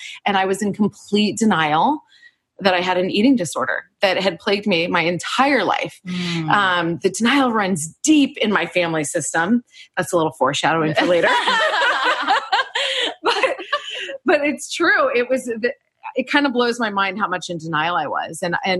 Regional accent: Indianapolis, Indiana, United States; now in Chicago, United States; So geographically, I'm from the Midwest. I grew up in Indianapolis, Indiana. And then I moved to Chicago right after college, which was where my real life began.

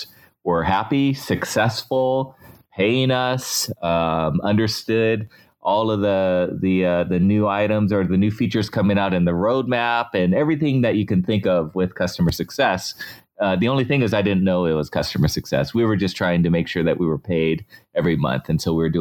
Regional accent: San Diego, California, United States; I moved on to MyTech Systems in San Diego, my hometown.

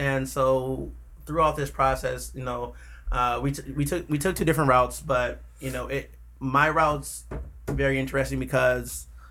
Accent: Milwaukee, Wisconsin, United States; I grew up on the east side of Milwaukee.

